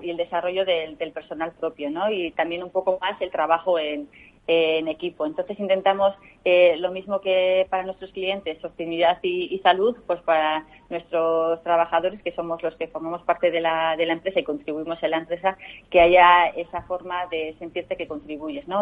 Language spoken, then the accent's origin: Spanish; Bilbao, Basque Country, Spain; soy bilbaína, con lo cual soy muy de la, muy de la tierra